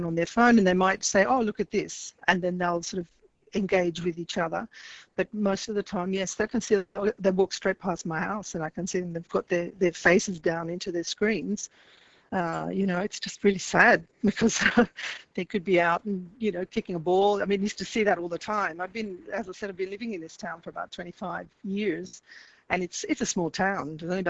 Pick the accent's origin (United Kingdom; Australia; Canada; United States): Australia; also born or lived in Paris, France; now in Italy